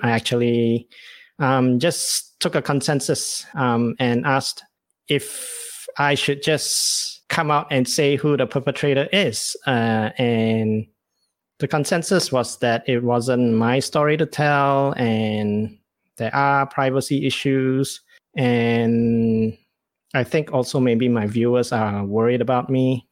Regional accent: Malaysia; as a Malaysian Chinese

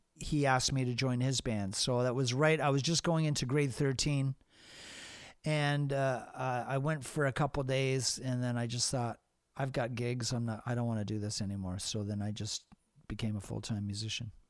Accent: England, United Kingdom; moved away; also born or lived in Hamilton, Canada / Toronto, Canada; I grew up in England

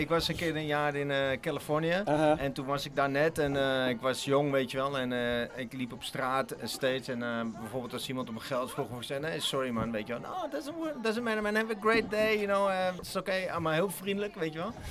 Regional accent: Amsterdam, North Holland, Netherlands; ik kom ook uit de Republiek Amsterdam

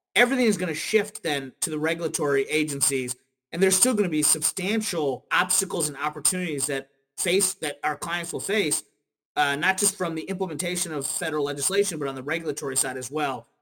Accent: Kentucky, United States; moved away as an adult; now in Washington, D.C., United States; I'm from Kentucky originally

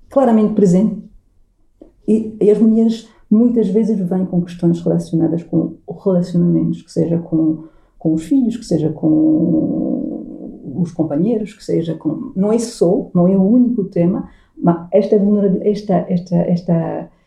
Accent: Portugal; ser uma portuguesa

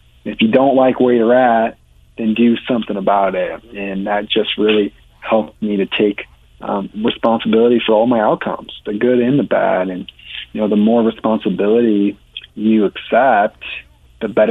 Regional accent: Iowa, United States; Born and raised in Iowa. That's kind of where my roots are and where I kind of call home

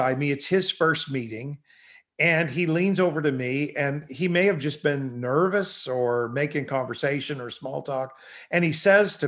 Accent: Canada; I'm from Canada

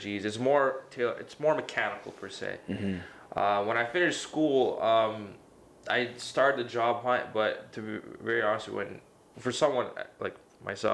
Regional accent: Toronto, Ontario, Canada; born or raised there; also born or lived in Mississauga

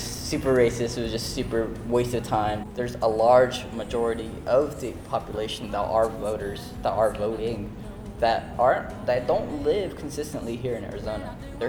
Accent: Kenya; born there; I was born in Kenya. My family's from Somalia. I was born in Kenya in a refugee camp.

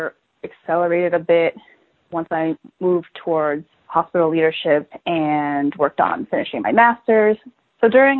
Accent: United States; I'm a Chinese-American female, 30 years old, and I speak fluent English, so it's very apparent that I'm an American

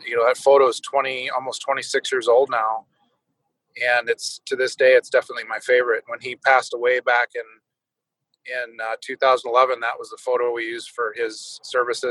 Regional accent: Letcher, South Dakota, United States; moved away as an adult; where we grew up in Letcher

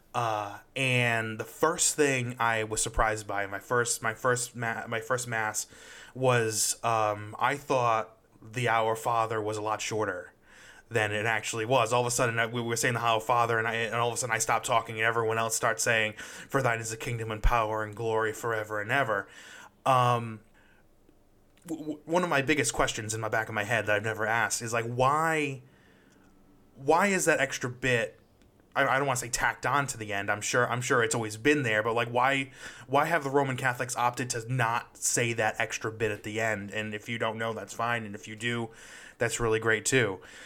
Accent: Rhode Island, United States; I'm from Rhode Island. It's a very small place

